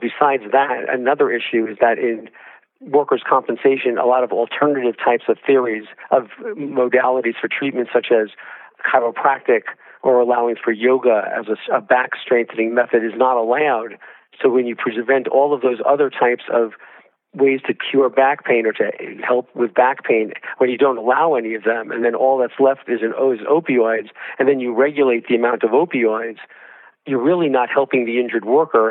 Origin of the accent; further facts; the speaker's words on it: Georgia, United States; my home state of Georgia